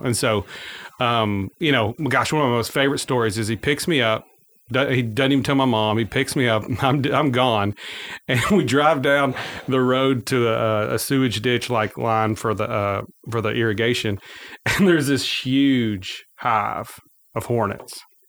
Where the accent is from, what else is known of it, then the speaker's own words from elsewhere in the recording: Forest City, Arkansas, United States; also born or lived in West Memphis, Arkansas / Marion, Arkansas; I am St. Francis Bounty, County born and raised. Well, not born. I was born in West Memphis and raised outside of Forest City on a farm.